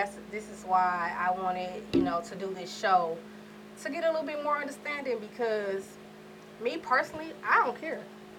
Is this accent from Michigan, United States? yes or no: no; New York, United States; I'm from New York